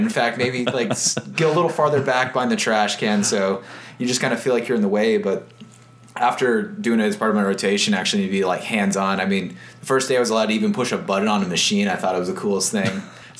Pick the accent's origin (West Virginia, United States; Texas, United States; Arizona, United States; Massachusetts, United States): Arizona, United States; Gilbert; I grew up, I'm from Gilbert, Arizona, so that's the east side of Phoenix